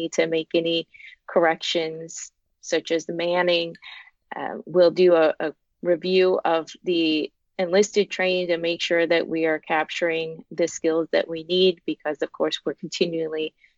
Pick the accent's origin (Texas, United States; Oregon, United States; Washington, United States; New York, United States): Washington, United States; Walla Walla; moved away as an adult; I am from Walla Walla, Washington